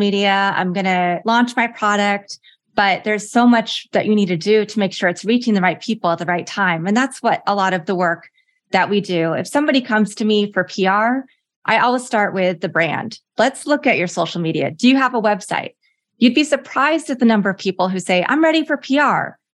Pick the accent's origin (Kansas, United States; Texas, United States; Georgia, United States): Kansas, United States; Lawrence; moved away; I grew up in Lawrence, Kansas